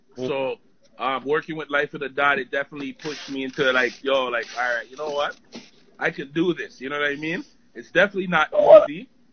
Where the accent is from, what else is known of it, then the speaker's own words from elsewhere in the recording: Toronto, Ontario, Canada; also born or lived in Oakwood and Vaughan; I grew up in Finch, but that's like my ends.